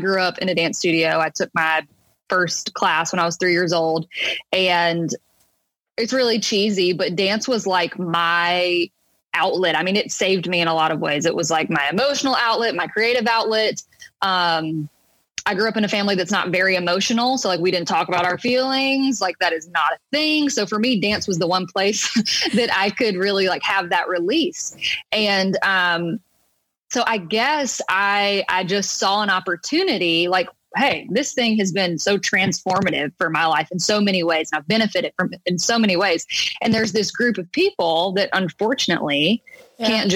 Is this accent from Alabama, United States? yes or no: yes; a small town outside of Mobile, Alabama, United States; moved away as an adult; also born or lived in Hattiesburg, Mississippi / New York; now in Nashville, United States; I'm originally from a small town outside of Mobile, Alabama